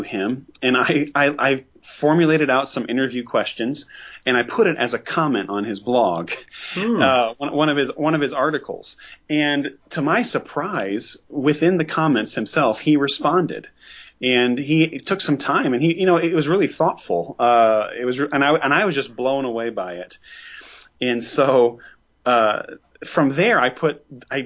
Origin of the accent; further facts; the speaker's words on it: United States; I'm an American. I live in the United States